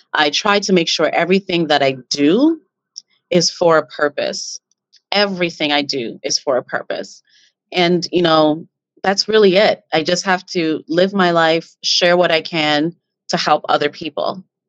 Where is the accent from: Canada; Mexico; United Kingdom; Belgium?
Canada; because, you know, we're Canadian.